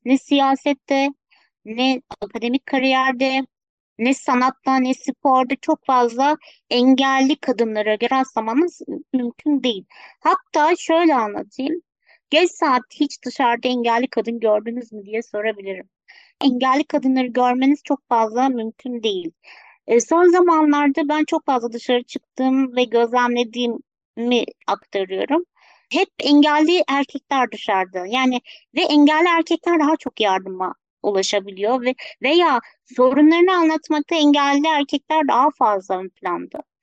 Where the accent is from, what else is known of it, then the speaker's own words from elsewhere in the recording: Ankara, Turkey; 1984 Ankara doğumluyum